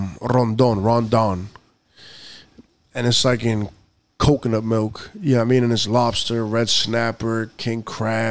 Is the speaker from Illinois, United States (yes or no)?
no; Boston, Massachusetts, United States; I was born in Boston.